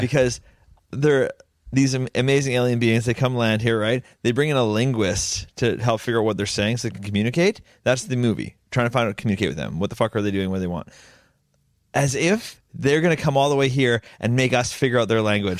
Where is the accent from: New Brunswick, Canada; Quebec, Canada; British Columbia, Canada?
British Columbia, Canada; Langley; I'm from Lang Lee